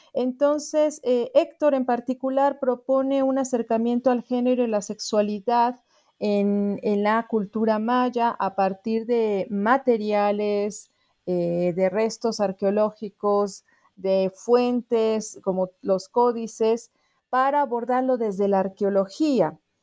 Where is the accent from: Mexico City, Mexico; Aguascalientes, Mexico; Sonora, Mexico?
Mexico City, Mexico; soy antropóloga originaria de la Ciudad de México